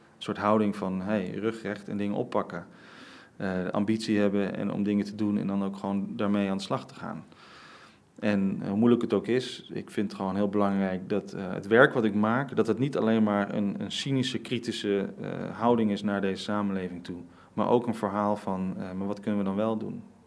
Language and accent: Dutch; Rotterdam, South Holland, Netherlands; born or raised there